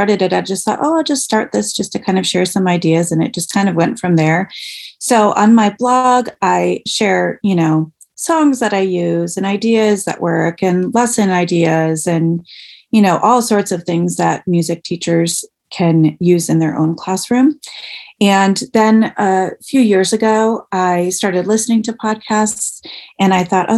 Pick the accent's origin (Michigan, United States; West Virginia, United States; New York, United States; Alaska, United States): Michigan, United States; moved away as an adult; now in Ohio, United States; I grew up in Michigan, and I went to college in Michigan.